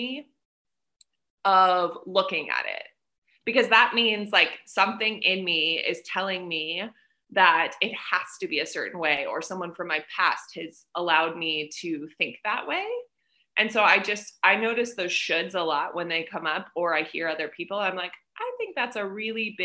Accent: United States; moved away as an adult; also born or lived in South Korea; now in Vietnam; I'm in Vietnam and I'm American

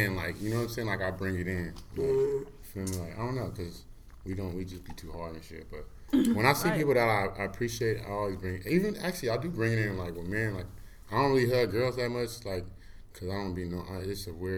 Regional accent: Oakland, California, United States; I'm from Oakland

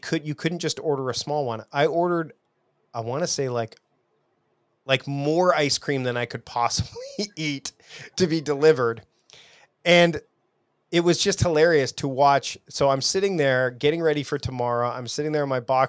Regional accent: Canada; I'm from Canada

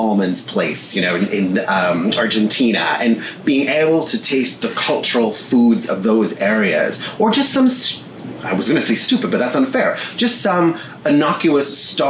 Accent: Niagara, Ontario, Canada; moved away as an adult; now in United States; When I was a kid, I grew up in Niagara

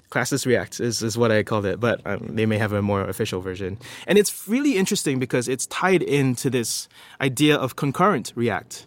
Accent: Singapore; I'm from Singapore.

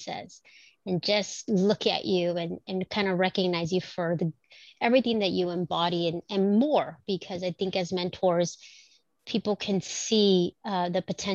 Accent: Watsonville, California, United States; also born or lived in Mexico; I grew up in Watsonville

